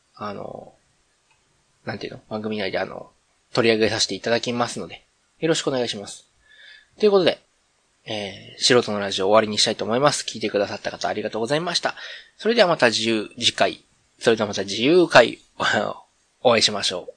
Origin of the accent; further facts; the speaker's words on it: Kansai, Japan; accent: Kansai-ben; めっちゃ関西弁出ちゃったけど